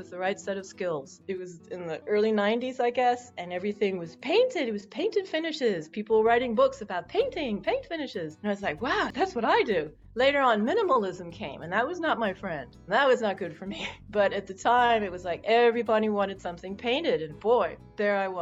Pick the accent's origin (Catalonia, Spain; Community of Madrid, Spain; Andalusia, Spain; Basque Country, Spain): Catalonia, Spain; Barcelona; I grew up in Barcelona